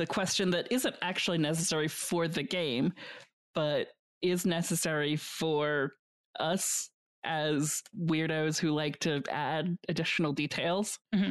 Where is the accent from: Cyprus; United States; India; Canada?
Canada; That's me being extremely Canadian about it.